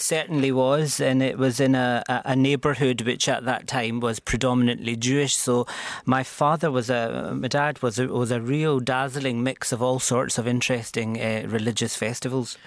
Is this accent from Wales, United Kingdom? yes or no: no; Glasgow, Scotland, United Kingdom; moved away as an adult; now in Cork, Ireland; Growing up in Glasgow